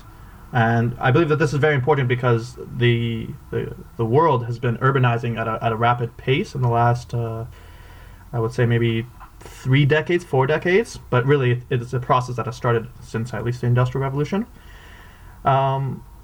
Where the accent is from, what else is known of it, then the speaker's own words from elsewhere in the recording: Vancouver, British Columbia, Canada; I grew up in Vancouver